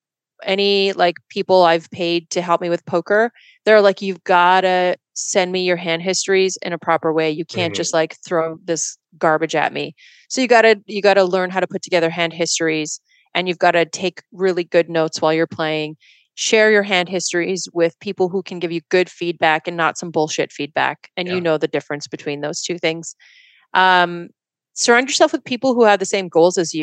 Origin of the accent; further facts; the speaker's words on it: Edmonton, Alberta, Canada; now in San Jose, United States; I grew up in West Edmonton and there was a casino in the mall.